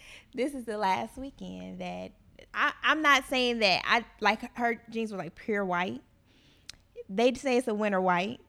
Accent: Gary, Indiana, United States; moved away; I'm from Gary

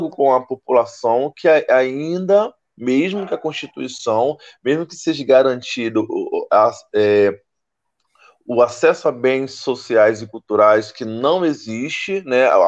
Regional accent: São Gonçalo, Rio de Janeiro, Brazil; Anteriormente falavam que era de Niterói, hoje outros lugares, mas hoje não, não, eu sou de São Gonçalo

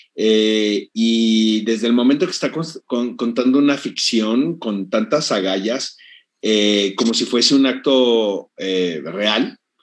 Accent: Mexico; en mi país

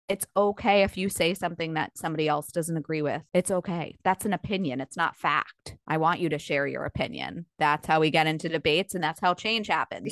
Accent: Long Island, New York, United States; moved away; I grew up on Long Island

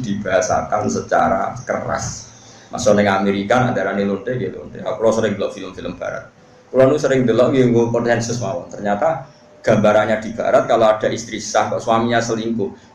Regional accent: Pantura, North coast of Java, Indonesia; di daerah saya gitu kan, ana Pantura

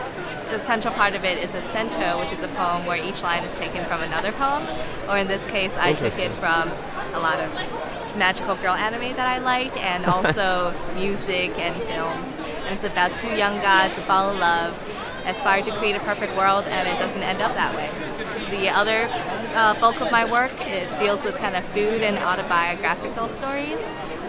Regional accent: Washington, District of Columbia, United States; I am a cartoonist from Washington, D.C.

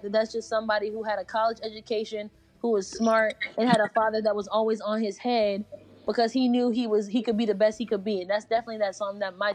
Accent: Connecticut, United States; now in North Carolina, United States; I'm from Connecticut. I moved to North Carolina in 2008.

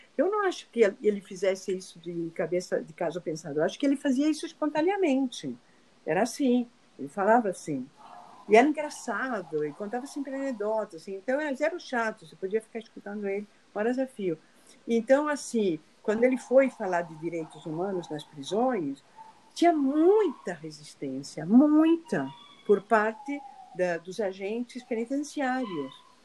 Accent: Argentina; now in Rio de Janeiro, Brazil; Eu sou argentina

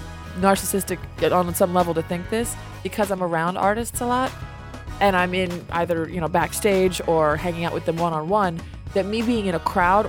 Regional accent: United States; as an American

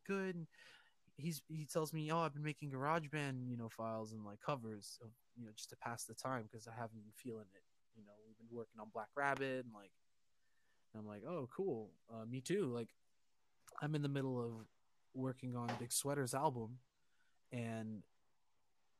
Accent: New York City, New York, United States; I grew up on the Upper East Side, East Harlem

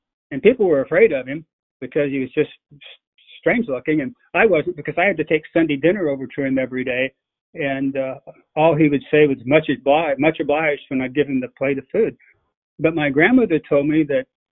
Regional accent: the Ozarks, United States; now in Jefferson County, Missouri, United States; growing up in the Ozarks

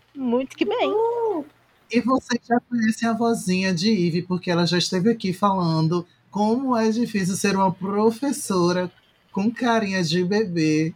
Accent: Recife, Pernambuco, Brazil; do meu local, do meu país de Recife

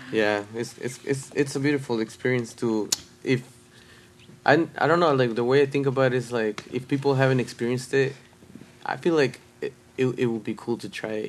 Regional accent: Puebla, Mexico; now in Las Vegas, United States; I was born in Puebla, Mexico

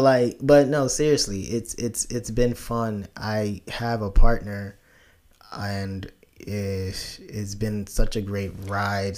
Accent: Nigeria; now in United States; me being African immigrant

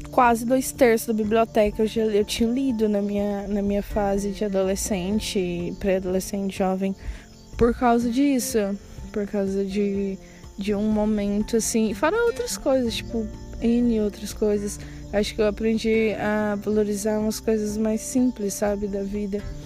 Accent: Tocantins, Brazil; also born or lived in Goiânia, Goiás / Trindade, Goiás; eu nasci em Goiânia, morei até os oito anos de idade em Trindade. E nós viemos pro Tocantins. E moramos numa cidade, tipo, muito pequena, que chama do Aré

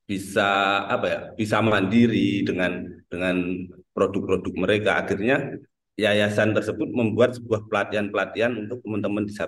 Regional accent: Trenggalek, East Java, Indonesia; born there; asli uh, lahir di Trenggalek, sekarang domisili juga di Trenggalek.

